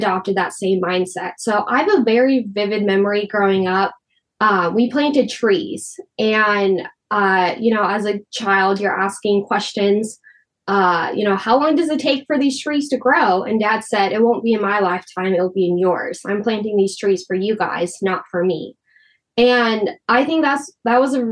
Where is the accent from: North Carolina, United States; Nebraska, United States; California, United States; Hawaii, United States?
Nebraska, United States; Wakefield; My hometown of Wakefield, they have Michael Foods